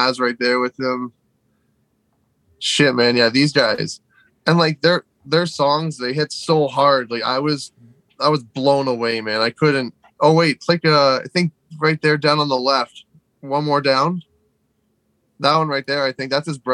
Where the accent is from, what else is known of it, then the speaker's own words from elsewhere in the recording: outside Toronto, Ontario, Canada; We're Canadian. Like, I was born, like, you know, like 15 minutes outside Toronto. Like, this is my area